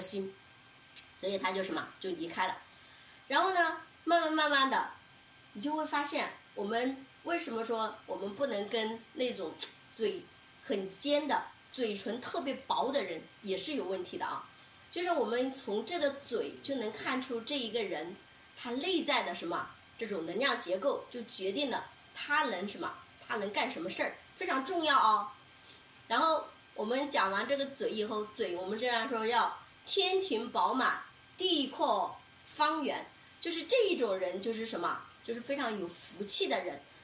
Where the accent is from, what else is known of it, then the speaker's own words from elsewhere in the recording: China; 所以我们中国人形容一个女性，她具不具备福相，就是叫“软润”二字